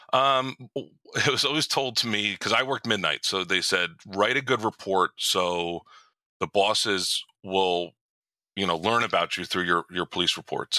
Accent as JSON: {"language": "English", "town": "Morristown", "region": "New Jersey", "country": "United States", "tie": "born or raised there", "said": "I was born and raised in Morristown."}